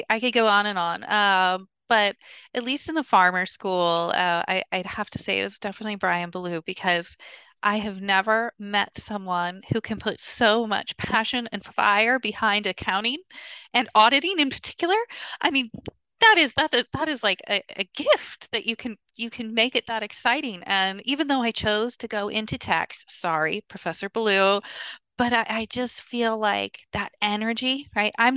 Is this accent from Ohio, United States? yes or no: yes; Columbus, Ohio, United States; moved away as an adult; also born or lived in New York; now in Hong Kong; growing up in Ohio, in Columbus